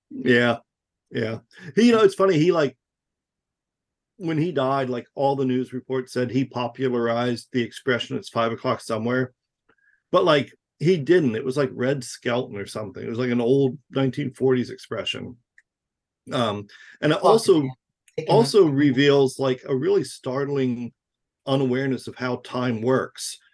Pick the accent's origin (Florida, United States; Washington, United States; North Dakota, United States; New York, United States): Florida, United States; I grew up in Florida